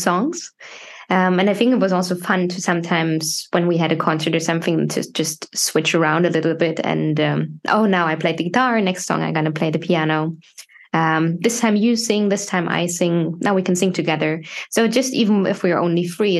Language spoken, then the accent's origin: English; Germany; moved away as an adult; now in Sweden; born and raised in Germany